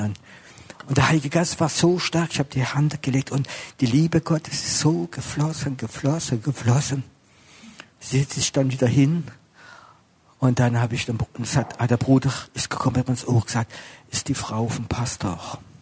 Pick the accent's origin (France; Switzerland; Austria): France; Strasbourg, Grand Est; now in Germany; bin Franzose, ich bin in Straßburg geboren, ich bin jetzt in Deutschland